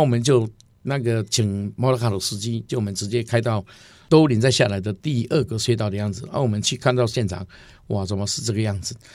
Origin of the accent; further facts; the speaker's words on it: Zhuqi, Chiayi County, Taiwan; also born or lived in Alishan; 我是国中第一届，我读主席国呢